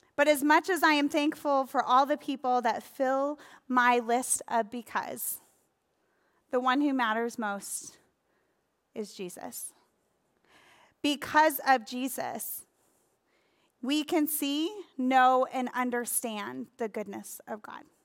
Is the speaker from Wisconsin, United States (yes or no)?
yes; Sheboygan, Wisconsin, United States; my hometown, Sheboygan, Wisconsin